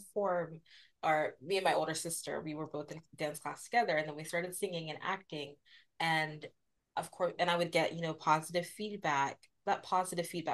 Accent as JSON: {"language": "English", "country": "United States", "said": "being the daughter of Nigerian immigrants and having that experience of being Nigerian but also being American"}